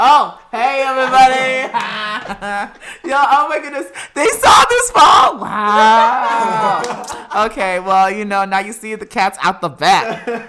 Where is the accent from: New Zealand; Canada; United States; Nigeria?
Nigeria; moved away; So you see, I came with my parents from Nigeria. So with that immigrant mentality, it's like you can take on the world.